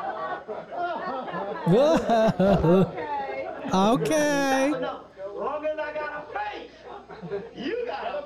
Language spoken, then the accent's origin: English; Burbank, California, United States; I grew up in Burbank